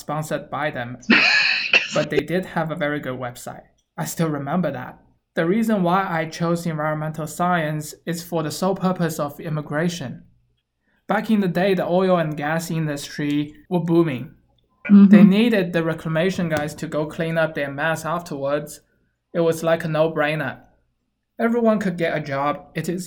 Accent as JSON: {"language": "English", "region": "Shanghai", "country": "China", "tie": "born or raised there", "moved": "as an adult", "said": "I was born and raised in Shanghai, China"}